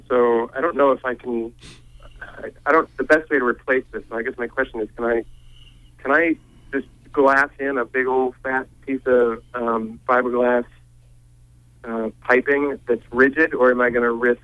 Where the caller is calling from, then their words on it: Penobscot, Maine, United States; I'm calling from Penobscot